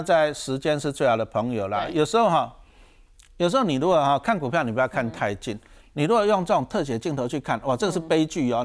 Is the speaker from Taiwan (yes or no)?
yes; Taiwan; 我们台湾话